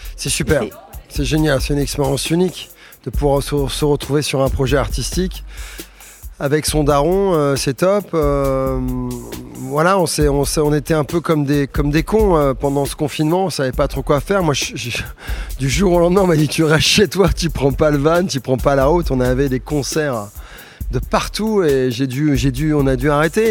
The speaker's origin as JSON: {"language": "French", "town": "Suresnes", "region": "Île-de-France", "country": "France", "tie": "born or raised there", "also_born_or_lived": "Paris", "said": "je suis né à Suresnes, euh, dans les Hauts-de-Seine"}